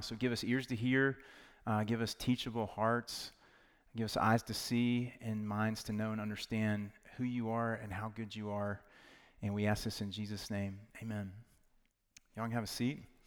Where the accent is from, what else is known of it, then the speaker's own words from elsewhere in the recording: Knoxville, Tennessee, United States; I'm from Knoxville, Tennessee, so big Vol fans.